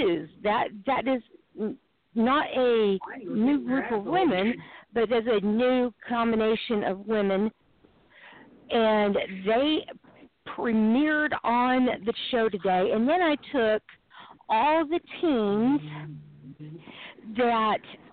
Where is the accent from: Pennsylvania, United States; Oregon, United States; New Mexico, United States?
New Mexico, United States; also born or lived in Tennessee / Texas; But born in Tennessee, raised in New Mexico, went to school in Texas, till I was 32, with the exception of going to school in Texas, I lived in New Mexico.